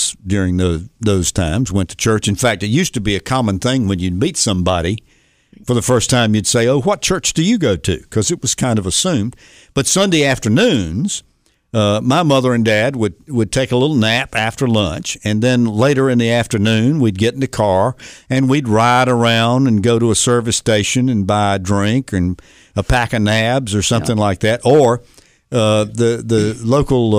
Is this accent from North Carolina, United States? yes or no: yes; Greenville, North Carolina, United States; John Kennedy actually came to Greenville and campaigned in my hometown.